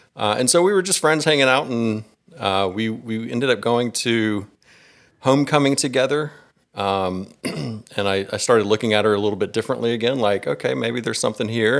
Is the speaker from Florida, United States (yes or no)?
no; Gwinnett County, Georgia, United States; I was born and raised here in Georgia. You know, I've, I've lived in Gwinnett County my whole life